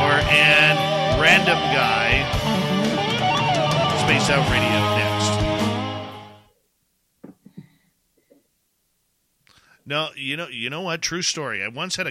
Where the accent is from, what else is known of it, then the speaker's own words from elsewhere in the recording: Abbotsford, British Columbia, Canada; I'm born and raised in Abbotsford